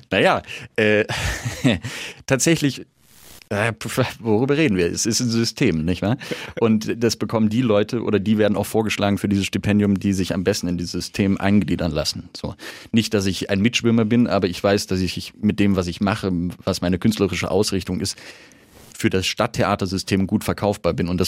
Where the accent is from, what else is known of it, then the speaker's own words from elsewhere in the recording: Halle, Saxony-Anhalt, Germany; so ein Herz für Nürnberg schlägt wie für meine Heimatstadt Halle